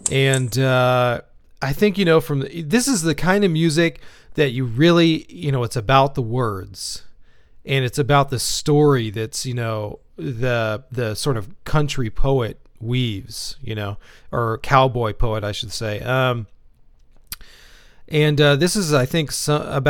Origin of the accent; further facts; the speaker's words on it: Texas, United States; we're both from Texas